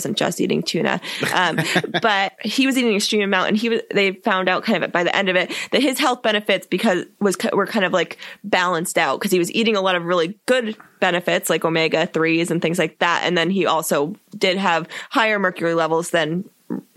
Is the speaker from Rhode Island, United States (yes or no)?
no; Southern Maine, United States; moved away; also born or lived in San Diego, California / New England; I grew up in Maine